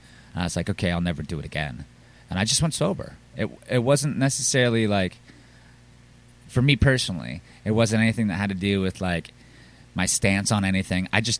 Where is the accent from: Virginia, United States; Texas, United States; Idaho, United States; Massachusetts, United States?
Virginia, United States; Reston; born or raised there; moved away as an adult; now in Richmond, United States